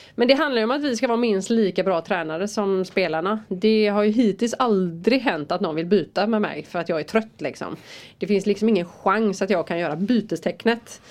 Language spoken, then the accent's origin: Swedish; Rävlanda, Västra Götaland, Sweden; Där är jag född och uppvuxen och bor där